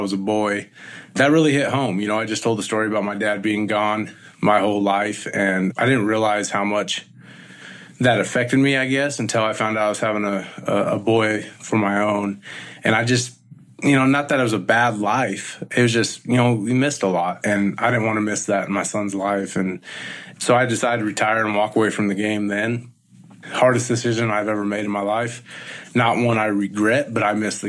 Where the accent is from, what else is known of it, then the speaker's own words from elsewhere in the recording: Visalia, California, United States; born and raised in Central Valley, California, in Visalia, in Tulare County